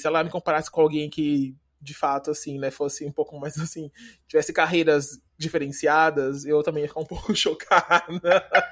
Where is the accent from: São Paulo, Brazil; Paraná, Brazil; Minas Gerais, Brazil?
Paraná, Brazil; moved away; also born or lived in Campinas; Eu eu morei muito tempo em Campinas, mas eu, mas eu sou do Paraná.